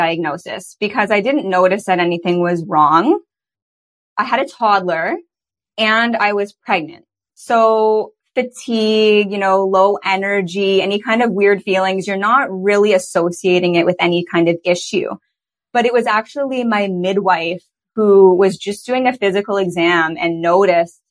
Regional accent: Toronto, Ontario, Canada; now in British Columbia, Canada; I grew up in Toronto, Ontario

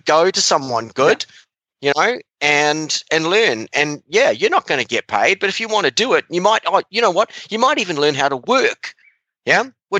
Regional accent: New Zealand; moved away; I was a working student for Rodney Powell, and I came over from New Zealand, and I'd already ridden like at the advanced level

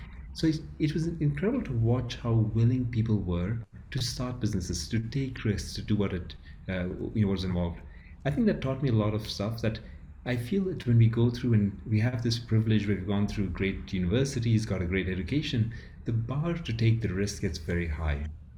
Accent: Ethiopia; I grew up in Ethiopia where it is a large village of a lot of people and you have your family, you've extended people.

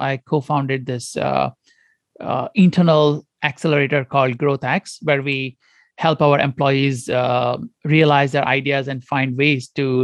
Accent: Goa, India; moved away as an adult; also born or lived in Detroit / Stanford; I grew up in India, in a very small province called Goa

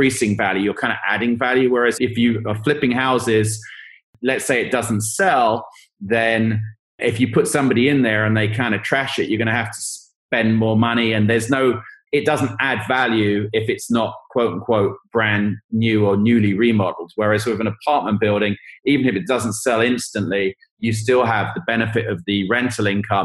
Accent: England, United Kingdom; moved away; I'm from England

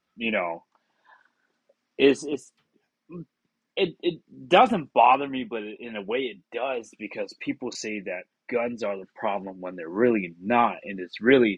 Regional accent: Sumter, South Carolina, United States; born or raised there

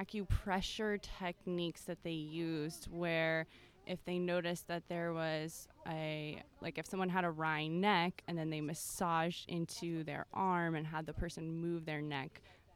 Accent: Los Angeles, California, United States; Los Angeles, California.

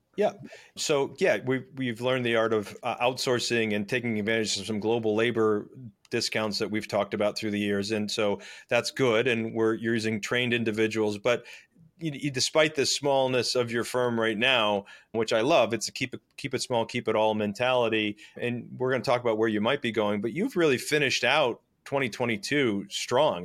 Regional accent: Scranton, Pennsylvania, United States; I was raised in Scranton, Pennsylvania

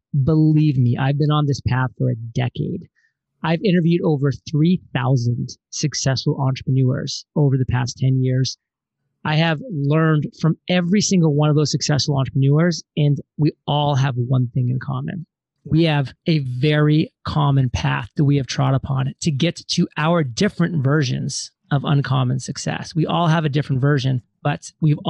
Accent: Maine, United States; moved away; also born or lived in Providence, Rhode Island; born and raised in Maine

